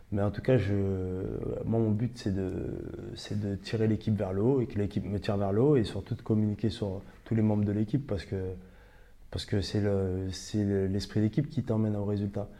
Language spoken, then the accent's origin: French; Ivry-sur-Seine, Île-de-France, France; on a grandi ensemble à Ivry